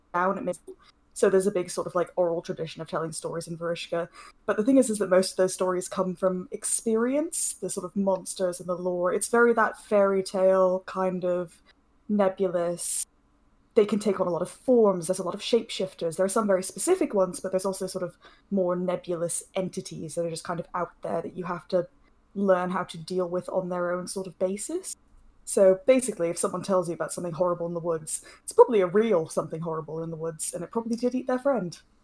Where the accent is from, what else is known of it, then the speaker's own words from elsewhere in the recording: United Kingdom; being a Brit